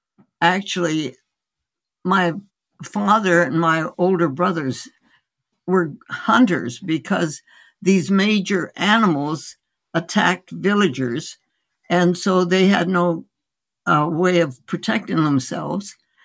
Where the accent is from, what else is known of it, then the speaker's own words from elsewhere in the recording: India; born there; And I was born in India. My parents were osteopathic medical physicians who went out as missionaries, medical missionaries, in 1914.